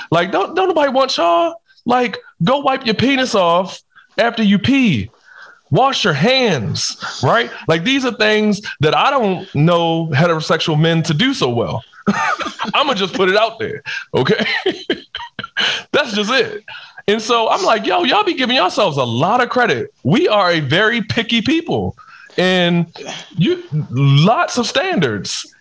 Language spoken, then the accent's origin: English; Baltimore, Maryland, United States; I'm from Baltimore. I'm from the hood